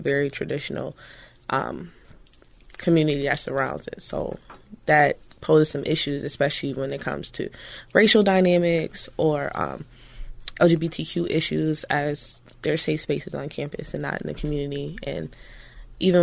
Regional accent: Minneapolis, Minnesota, United States; Born and raised in Northside my whole life

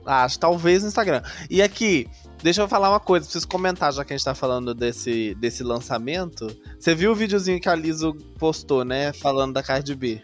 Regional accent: Santos Dumont, Minas Gerais, Brazil; Eu sou da cidade de Santos Dumont

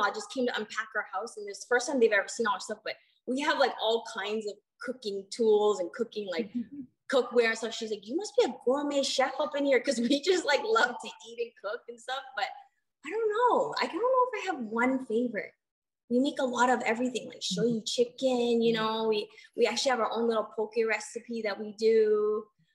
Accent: Hamilton, Ontario, Canada; moved away; I'm from a small town called Hamilton, Ontario.

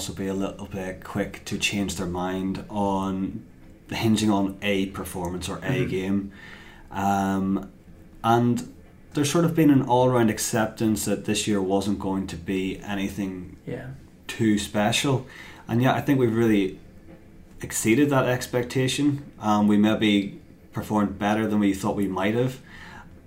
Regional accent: Waringstown, Northern Ireland, United Kingdom; moved away as an adult; also born or lived in London; now in Belfast, United Kingdom; I'm originally from Waringstown. Now work in Banbridge, live in Belfast

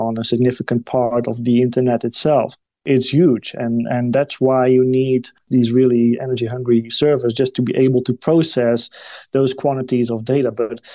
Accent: Netherlands; my home country, the Netherlands

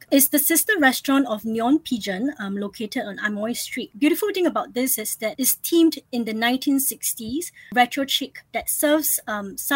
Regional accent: Singapore; I grew up in Singapore, but ever since I was a little kid, I lived in multiple cities

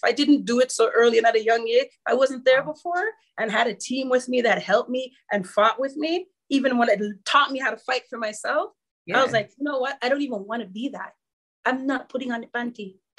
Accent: Canada; Anywhere you travel, everywhere, just say I'm from Canada.

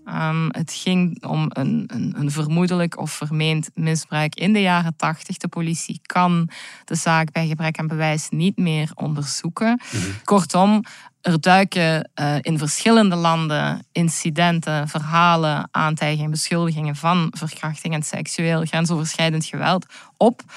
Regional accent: Belgium; mijn jonge leven, die vonden allemaal wel in België plaats. Hoor. plaats waar ik ben opgegroeid

